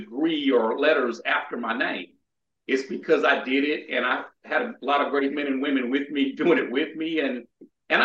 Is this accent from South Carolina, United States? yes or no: yes; South Carolina, United States; near Shaw Air Force Base here in my home state